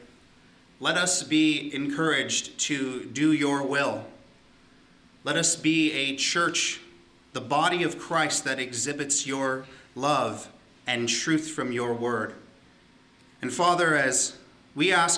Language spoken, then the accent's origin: English; Southern California, United States; moved away as an adult; also born or lived in Hawaii; now in Ontario, Canada; growing up in Southern California in the desert, and we were by a mountain, and so every so often we would get snow.